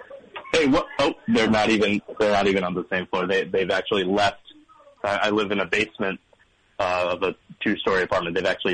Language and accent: English; San Diego, California, United States; moved away; my hometown of San Diego.